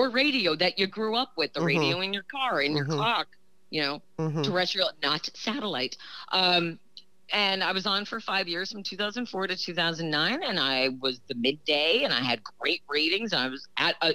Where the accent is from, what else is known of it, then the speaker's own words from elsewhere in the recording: New Jersey, United States; now in Portland, United States; I'm from Jersey